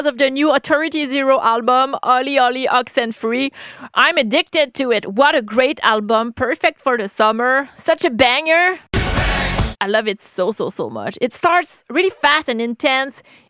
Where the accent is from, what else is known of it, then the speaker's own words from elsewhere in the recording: Quebec City, Quebec, Canada; accent: French-Canadian; English is a second language; I'm from Quebec City, Canada. I'm French-Canadian, that's why I have this accent